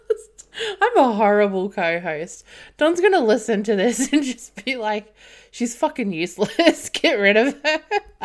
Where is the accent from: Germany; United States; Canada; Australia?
Australia; I'm Australian